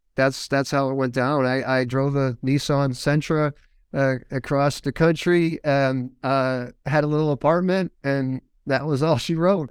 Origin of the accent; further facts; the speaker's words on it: Windsor Locks, Connecticut, United States; I grew up in Windsor Lodge, Connecticut, which is about halfway between Hartford and Springfield